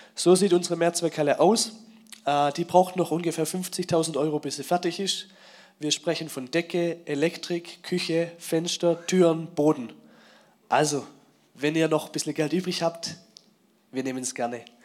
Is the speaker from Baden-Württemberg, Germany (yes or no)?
yes; Swabia, Baden-Württemberg, Germany; ich bin ja Schwabe